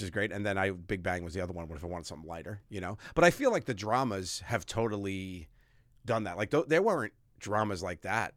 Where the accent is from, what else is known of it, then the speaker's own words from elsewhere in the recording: New York City, New York, United States; moved away as an adult; I'm from Staten Island